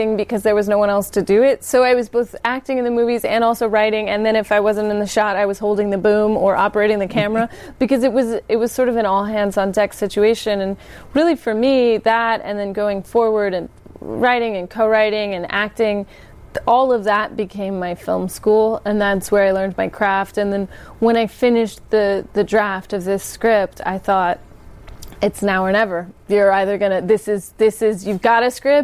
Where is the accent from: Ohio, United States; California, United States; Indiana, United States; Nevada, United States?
California, United States; Sacramento; I grew up in Sacramento.